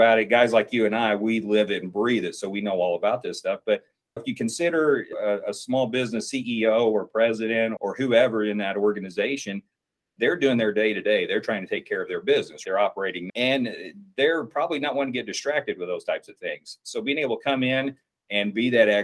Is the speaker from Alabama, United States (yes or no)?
no; Southern Indiana, United States; I grew up in Southern Indiana, and it is, I call it coal country of that part of the state